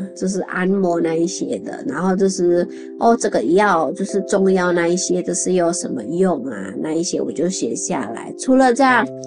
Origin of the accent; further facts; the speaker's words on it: Indonesia; Chinese is a second language; moved away as an adult; also born or lived in Chiayi, Taiwan; now in Taipei, Taiwan; 我是印尼人，来台湾已经十二年